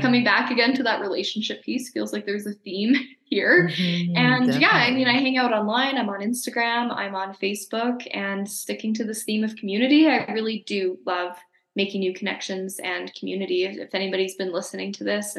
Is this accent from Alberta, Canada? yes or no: yes; Calgary, Alberta, Canada; also born or lived in Nelson, British Columbia; now in Mexico; Calgary's my hometown.